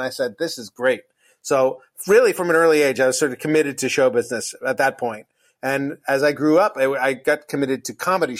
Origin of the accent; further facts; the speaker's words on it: Los Angeles, California, United States; I grew up in Los Angeles